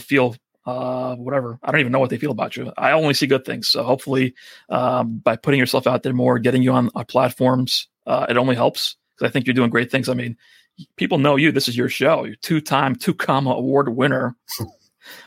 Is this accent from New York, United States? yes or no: yes; New York, United States; accent: New Yorker thick accent; I'm a New Yorker with a thick accent